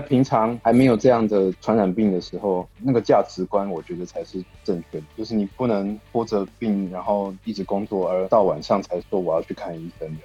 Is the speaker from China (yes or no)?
no; Taiwan; moved away as an adult; also born or lived in Osaka, Japan; now in Hyogo, Japan; 我在台湾的时候都是在城市长大